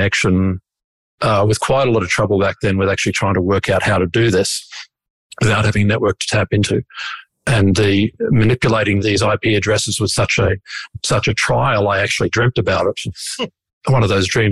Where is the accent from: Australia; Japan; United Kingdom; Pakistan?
Australia; Brisbane, Queensland; I am from Brisbane